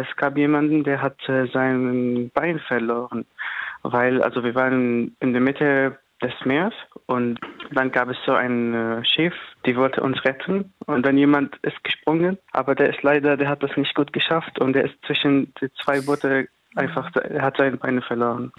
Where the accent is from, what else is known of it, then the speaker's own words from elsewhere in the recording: Damascus, Damascus Governorate, Syria; German is a second language; moved away as an adult; also born or lived in Lebanon; now in Giessen, Germany; Ich komme aus Damaskus. Damaskus ist die Hauptstadt.